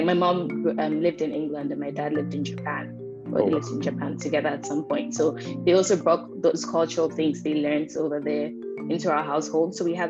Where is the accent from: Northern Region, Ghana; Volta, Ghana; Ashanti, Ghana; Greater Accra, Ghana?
Greater Accra, Ghana; Tema; moved away as an adult; now in United States; I was born in Ghana, born and raised. I left Ghana. I mean, as a child, we would do trips to like England and America. But I didn't move until I was 18